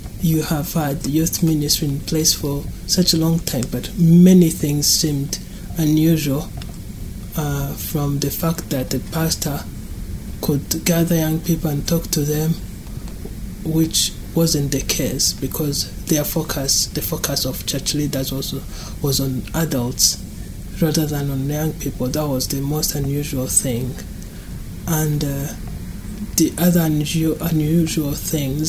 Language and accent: English; Rwanda; moved away; I grew up in Rwanda in a Christian family.